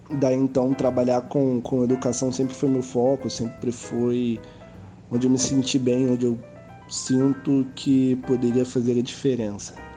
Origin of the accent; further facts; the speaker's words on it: Rio de Janeiro, Brazil; sou do Rio de Janeiro